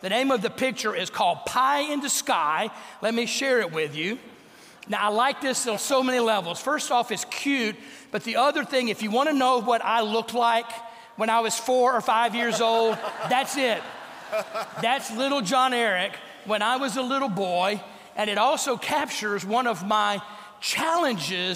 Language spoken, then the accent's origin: English; North Louisiana, United States; growing up in North Louisiana